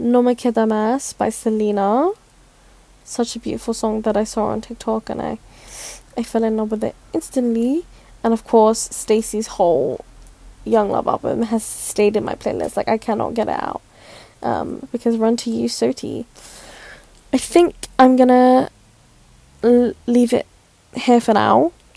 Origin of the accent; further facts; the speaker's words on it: Philippines; I'm Filipino, don't come for me, because I can't pronounce things.